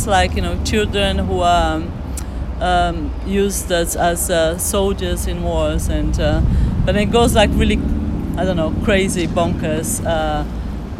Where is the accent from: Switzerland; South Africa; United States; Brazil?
Brazil; Northeast Region; now in London, United Kingdom; we are from the Northeast